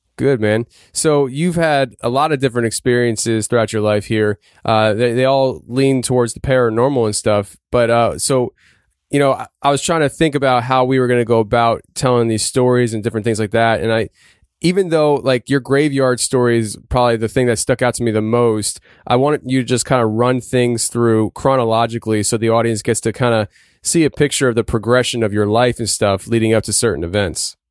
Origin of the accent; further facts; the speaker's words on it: Pennsylvania, United States; my home state of Pennsylvania